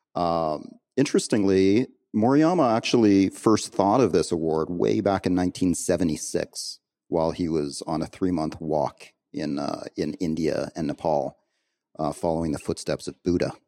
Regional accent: Canada; moved away; as a Canadian, um, who, who hasn't, who hasn't actually lived in Canada for a long time now

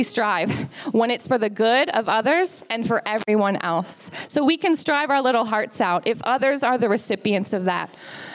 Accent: United States; now in Australia; as an American

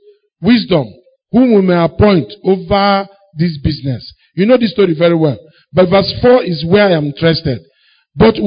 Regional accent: Enugu, Enugu State, Nigeria; I grew up in Enugu.

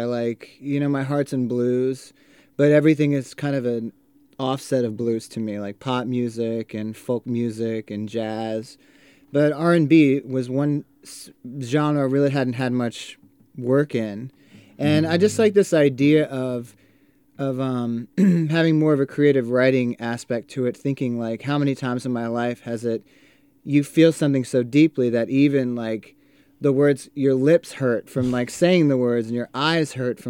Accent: Queens, New York, United States; also born or lived in Hawaii / Florida; And we were raised in Queens, New York, and then also in Hawaii and Florida.

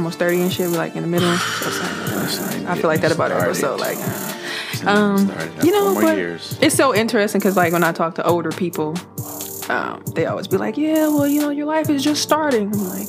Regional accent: Midwest, United States; we're coming from the Midwest.

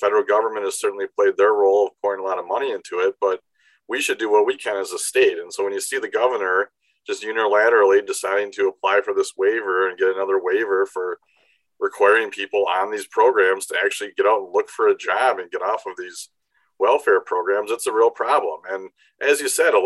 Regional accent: Beaver Dam, Wisconsin, United States; My hometown is Beaver Dam

